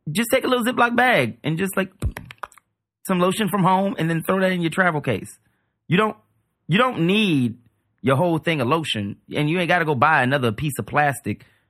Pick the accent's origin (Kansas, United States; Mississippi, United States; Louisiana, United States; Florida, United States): Louisiana, United States; New Orleans; I grew up in New Orleans.